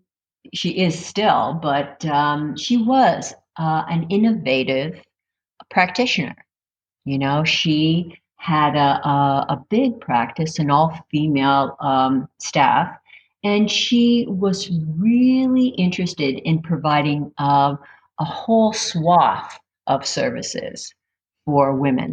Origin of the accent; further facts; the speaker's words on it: Northeast Pennsylvania, United States; moved away as an adult; also born or lived in Reading, Pennsylvania; I grew up in Northeast Pennsylvania, and I traveled to Reading after I was married